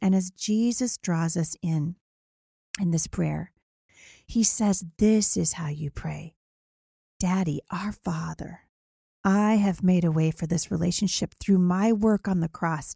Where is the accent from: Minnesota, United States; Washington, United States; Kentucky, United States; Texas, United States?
Washington, United States; Vancouver; here in my hometown of Vancouver, Washington